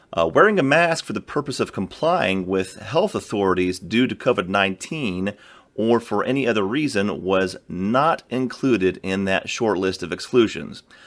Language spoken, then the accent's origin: English; Georgia, United States; in my home state of Georgia